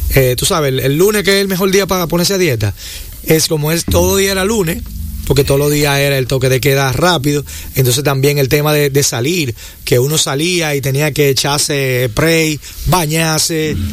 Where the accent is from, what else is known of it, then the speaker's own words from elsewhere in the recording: Dominican Republic; lo que somos los dominicanos como sociedad